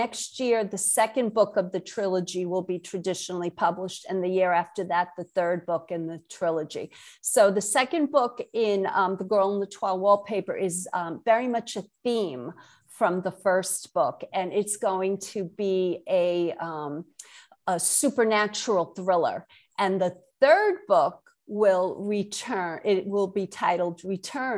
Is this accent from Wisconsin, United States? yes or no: no; New York City, New York, United States; accent: Brooklyn; also born or lived in Connecticut / Massachusetts; now in Jupiter, United States; born and raised in Brooklyn, New York. I still have my Brooklyn accent.